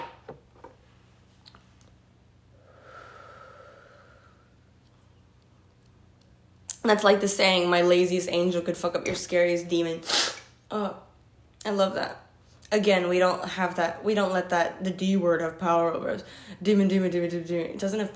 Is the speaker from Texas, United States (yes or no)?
no; Detroit, Michigan, United States; I'm from Detroit